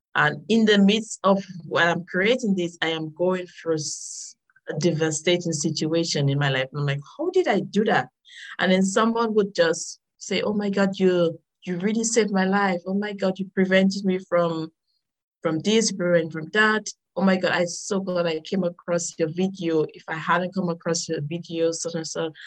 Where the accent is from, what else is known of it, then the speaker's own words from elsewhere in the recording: Dominica; I am from the nature island of the Caribbean. Uh, it's Dominica, not Dominican Republic